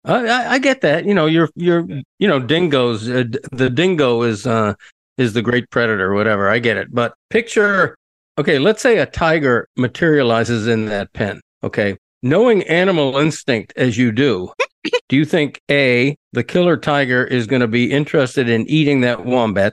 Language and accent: English; United States; as an American